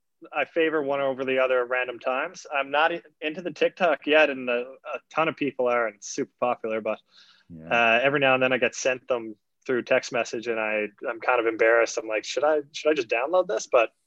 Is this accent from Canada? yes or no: yes; Canada; but I rate him quite a bit with Seattle as a Canadian.